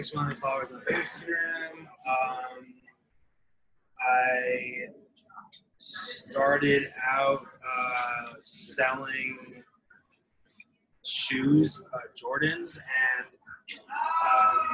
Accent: Westwood, New Jersey, United States; I am from Westwood, New Jersey.

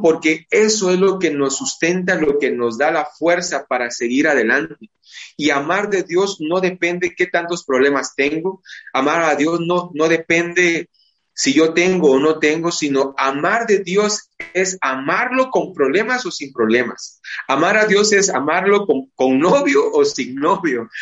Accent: Guatemala; es parte de nuestra idiosincrasia, es parte de nuestra forma, de nuestro ser como guatemaltecos

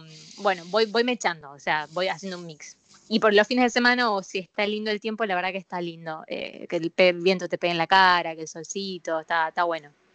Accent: Buenos Aires, Argentina; soy porteño

